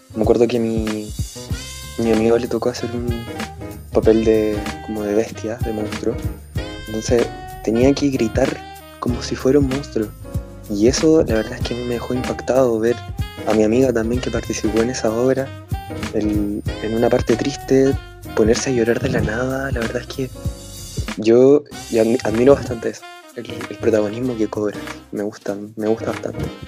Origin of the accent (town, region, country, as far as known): Concepción, Biobío, Chile; born or raised there; also born or lived in Valparaíso